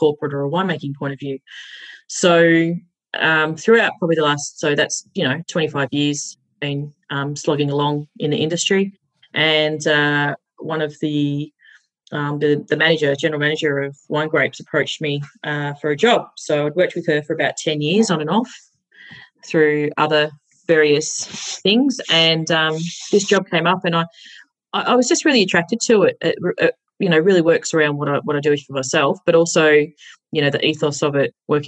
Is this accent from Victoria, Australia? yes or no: yes; Mildura, Victoria, Australia; I grew up over in Mildura, which is the top part of Victoria